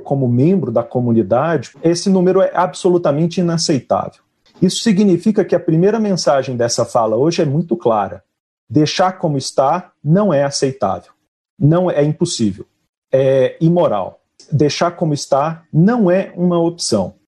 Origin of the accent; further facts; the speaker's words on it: Goiás, Brazil; sendo eu mesmo goiano